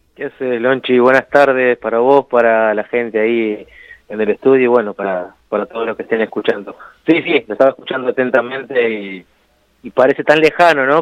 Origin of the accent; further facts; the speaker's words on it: Argentina; acá en Argentina